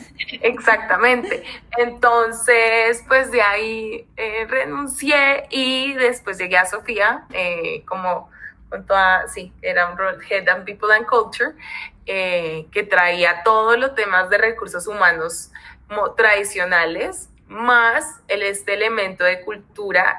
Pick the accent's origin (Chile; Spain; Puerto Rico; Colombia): Colombia; now in Mexico; vivo en México, soy colombianísima